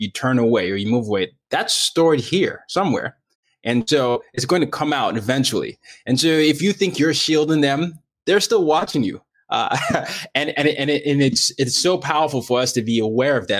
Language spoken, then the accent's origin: English; Nigeria; I grew up in a dictatorship